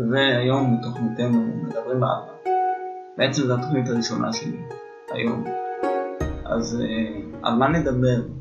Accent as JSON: {"language": "Hebrew", "town": "Jerusalem", "region": "Jerusalem District", "country": "Israel", "said": "אה, ואני ירושלמי, בן 29"}